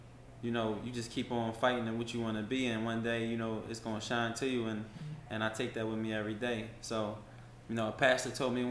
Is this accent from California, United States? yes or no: no; Philadelphia, Pennsylvania, United States; moved away as an adult; now in Atlanta, United States; how I was raised in Philly